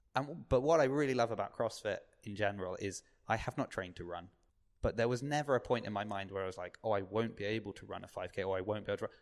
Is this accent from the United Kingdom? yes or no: yes; Southampton, South East England, United Kingdom; I grew up on the South Coast